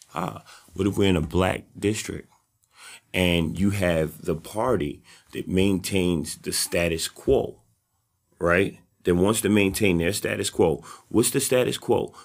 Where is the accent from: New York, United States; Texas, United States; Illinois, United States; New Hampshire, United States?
New York, United States; New York City; also born or lived in Harlem; I'm from the South Bronx